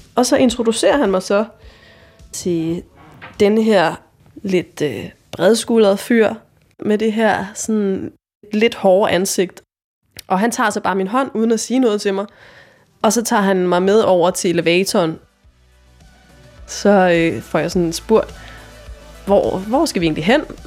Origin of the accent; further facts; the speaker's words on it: Jutland, Denmark; moved away; jeg kommer fra Jylland på det her tidspunkt, og jeg er 22 år.